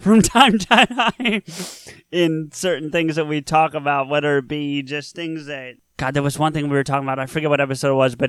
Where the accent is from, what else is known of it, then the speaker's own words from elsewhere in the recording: New Jersey, United States; I am from New Jersey.